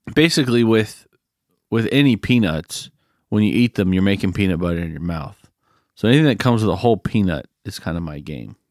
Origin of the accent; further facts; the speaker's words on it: United States; I'm American